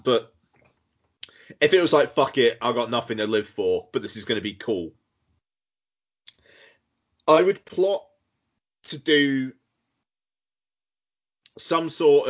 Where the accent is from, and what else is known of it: South West England, United Kingdom; born or raised there